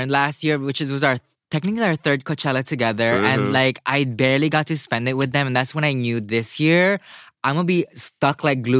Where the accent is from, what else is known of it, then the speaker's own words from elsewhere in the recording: Philippines; moved away; I grew up in the Philippines, and I was, like, raised by, like, a lot of fighting cocks all the time.